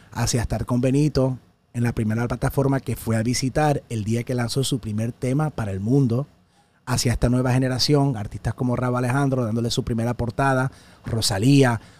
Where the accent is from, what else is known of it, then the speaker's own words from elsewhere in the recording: El Salvador; now in United States; no porque no soy puertorriqueño, recuerdo, soy de El Salvador, soy de Centroamérica, soy de los Estados Unidos